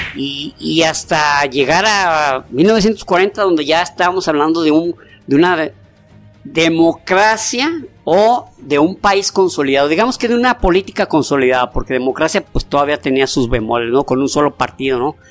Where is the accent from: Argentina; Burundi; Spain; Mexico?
Mexico; somos mexicanos